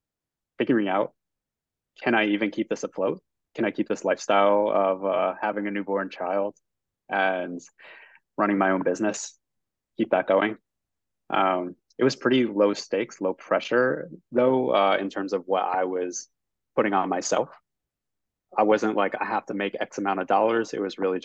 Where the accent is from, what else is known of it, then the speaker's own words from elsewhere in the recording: Northeast, United States; also born or lived in New Jersey; I'm from the Northeast, I got a job in New York